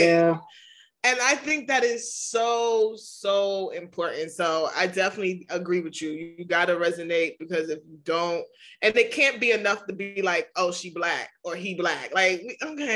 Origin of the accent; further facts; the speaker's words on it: New York, United States; I'm from New York. It's okay. We got accents over here.